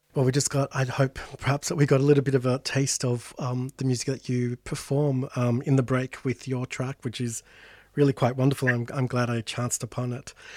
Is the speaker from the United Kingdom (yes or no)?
no; Sydney, New South Wales, Australia; my folks' place, you know, in real suburbia Sydney